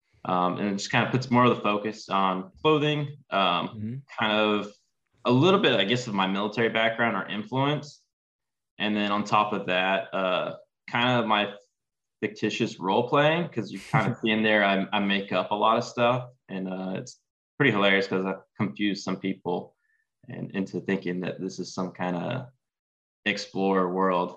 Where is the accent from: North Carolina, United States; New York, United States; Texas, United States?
Texas, United States; I grew up living in Texas